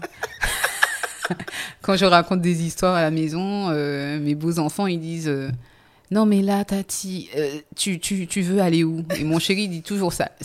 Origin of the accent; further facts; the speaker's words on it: Les Abymes, Guadeloupe; also born or lived in Vieux-Habitants; je suis née aux Abîmes